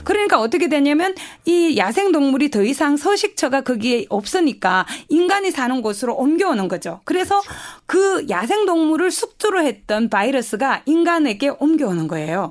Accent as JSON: {"language": "Korean", "region": "North Gyeongsang", "country": "South Korea", "accent": "Gyeongsang dialect", "moved": "yes", "said": "제가 말투가 지금 경상도 어, 사투리를 좀 쓸 텐데요."}